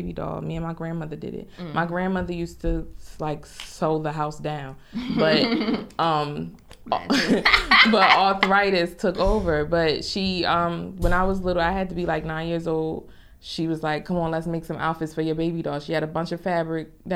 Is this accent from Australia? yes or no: no; Newark, New Jersey, United States; I'm from Newark, particularly the South Ward in Newark